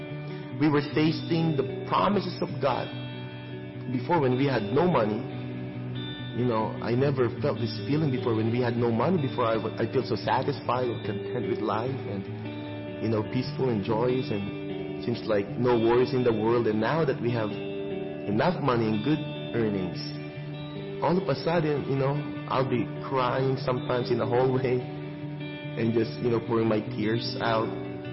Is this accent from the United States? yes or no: no; Manila, Metro Manila, Philippines; moved away as an adult; now in Richmond Hill; I was born in Tondo, Manila, Philippines.